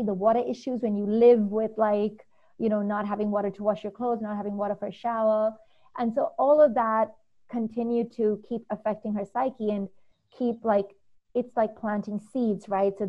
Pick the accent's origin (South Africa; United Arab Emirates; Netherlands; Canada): United Arab Emirates; Dubai; Growing up in Dubai her whole life, our parents would take us back home to India, where our grandparents and our family was